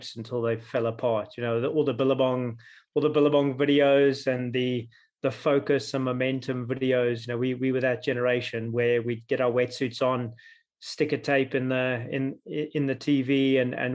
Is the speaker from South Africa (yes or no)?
yes; Jeffreys Bay, Eastern Cape, South Africa; I grew up in the Eastern Cape, South Africa, a little town called Jeffreys Bay.